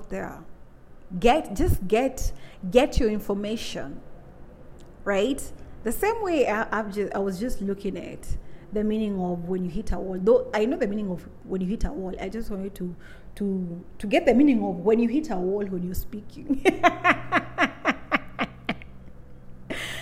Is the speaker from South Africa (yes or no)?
no; Kenya; Being born and raised in Africa, more so in my Kikuyu African, in my Kikuyu culture